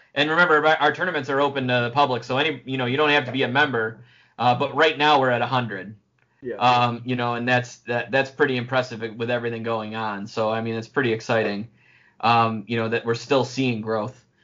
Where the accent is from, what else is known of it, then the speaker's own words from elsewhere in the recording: Oak Orchard River, New York, United States; also born or lived in Finger Lakes, New York; I've been fishing for a long time growing up on the Oak uh, the Oak Orchard River